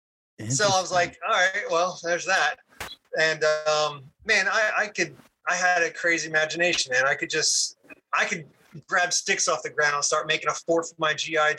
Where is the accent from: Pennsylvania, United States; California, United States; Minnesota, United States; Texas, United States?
Pennsylvania, United States; Blue Bell; first language English; also born or lived in Norristown, Pennsylvania; I started off at Bluebell Elementary. So Bluebell Elementary. Yeah, that was my first one. I think it was second grade, second grade at Bluebell Elementary